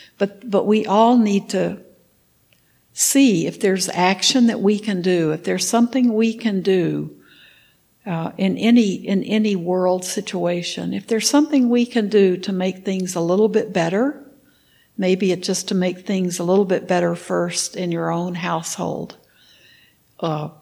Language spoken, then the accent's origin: English; Texas, United States; When I was in high school, I grew up in Texas